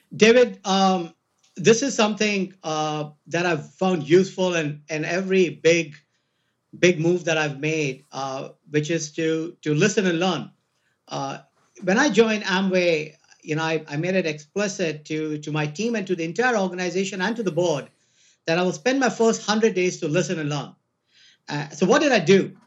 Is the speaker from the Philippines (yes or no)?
no; India; moved away; I'm Indian